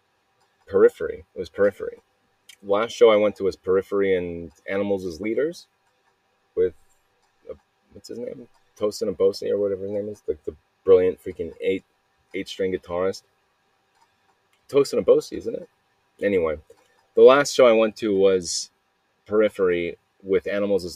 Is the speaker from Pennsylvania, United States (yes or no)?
no; Mesa, Arizona, United States; I was born in Arizona. I was here at in Mesa, Arizona, Mesa Lutheran Hospital